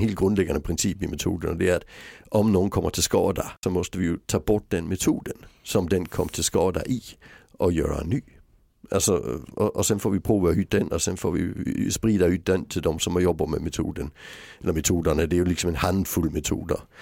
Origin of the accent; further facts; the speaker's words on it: Sweden; jag var den första svensk som blev utbildad i metoden